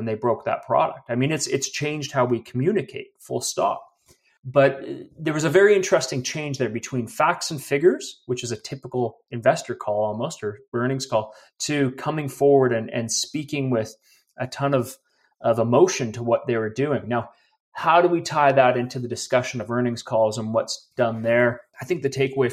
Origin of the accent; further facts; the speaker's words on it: Vancouver, British Columbia, Canada; moved away as an adult; now in Calgary, Canada; I'm actually originally from Vancouver, but okay. 13 years in Calgary.